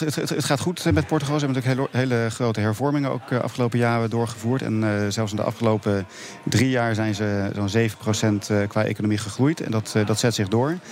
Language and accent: Dutch; Netherlands